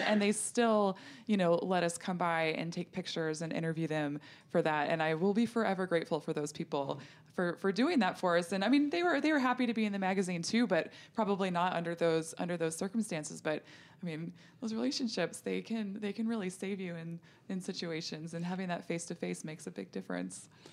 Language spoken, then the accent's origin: English; North Dakota, United States; I grew up in North Dakota where we had a hot tub